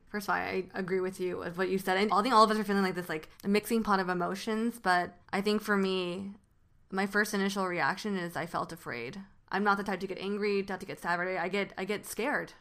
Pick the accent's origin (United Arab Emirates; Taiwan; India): Taiwan; now in United States; growing up in Taiwan